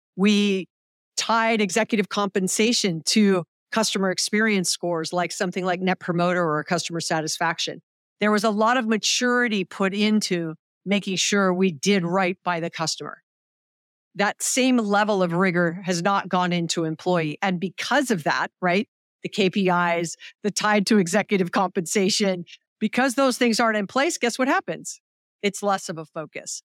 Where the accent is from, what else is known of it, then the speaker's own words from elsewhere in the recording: Hawaii, United States; I'm from Hawaii